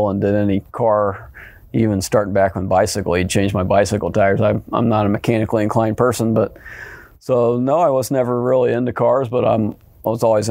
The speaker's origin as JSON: {"language": "English", "town": "Roxana", "region": "Illinois", "country": "United States", "tie": "born or raised there", "also_born_or_lived": "Alton, Illinois", "said": "I grew up in Alton, moved to Roxana when I was 10 years old. Went to Roxana High School"}